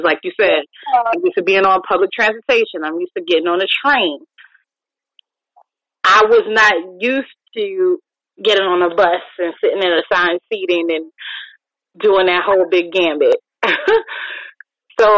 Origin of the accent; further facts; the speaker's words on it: New York, United States; now in Virginia, United States; the snow that I grew up with in New York.